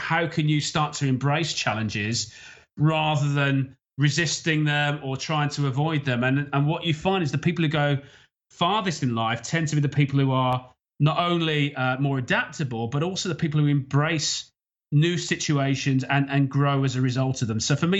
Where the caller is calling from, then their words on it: Isle of Man; So I'm calling from the Isle of Man, which is in the Irish Sea. It's partway between the UK and Ireland.